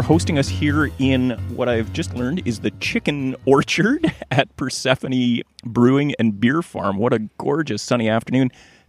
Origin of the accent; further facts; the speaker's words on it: Gibsons, British Columbia, Canada; my hometown of Gibsons, BC